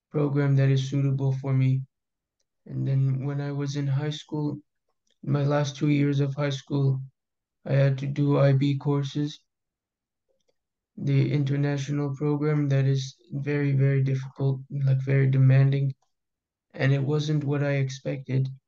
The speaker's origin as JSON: {"language": "English", "town": "Houston", "region": "Texas", "country": "United States", "said": "is Ecuadorian and I'm American. I was born in Texas, Houston."}